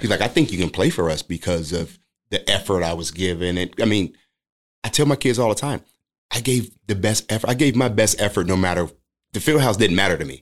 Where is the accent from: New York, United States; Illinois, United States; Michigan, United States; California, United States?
Illinois, United States; Chicago; where I grew up in the Robert Taylor homes, it's a lot of basketball players